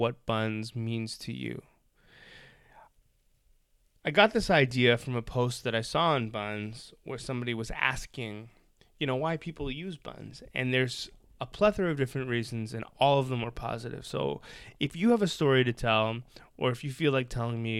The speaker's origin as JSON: {"language": "English", "town": "Toronto", "region": "Ontario", "country": "Canada", "tie": "born or raised there", "said": "I'm also born and raised in Toronto"}